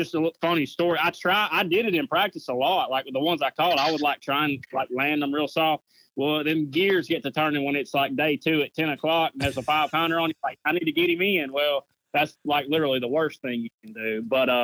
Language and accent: English; United States; where I grew up fishing on the Coosa River